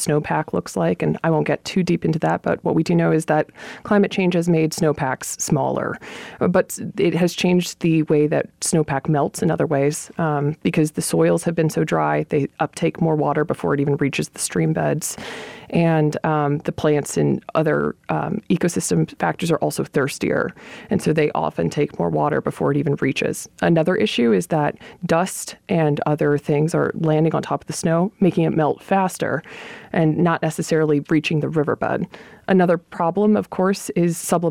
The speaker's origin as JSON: {"language": "English", "town": "White Rock", "region": "New Mexico", "country": "United States", "tie": "born or raised there", "also_born_or_lived": "Albuquerque, New Mexico", "moved": "as an adult", "lives_now": "El Paso, United States", "said": "I am born and raised in White Rock, New Mexico"}